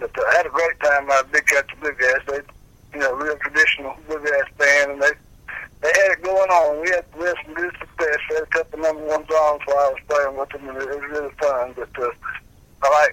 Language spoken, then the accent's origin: English; Fries, Virginia, United States; moved away; also born or lived in Danville, Virginia; I was born and raised in Freed, Virginia, which around Galax